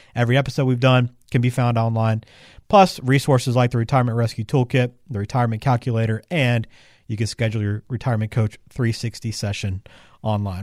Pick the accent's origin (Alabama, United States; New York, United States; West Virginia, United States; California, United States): Alabama, United States; I'm from Alabama